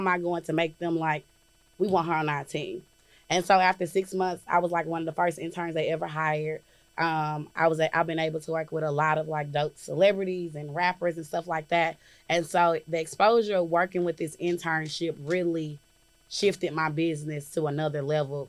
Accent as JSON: {"language": "English", "town": "Jackson", "country": "United States", "said": "I'm from Jackson."}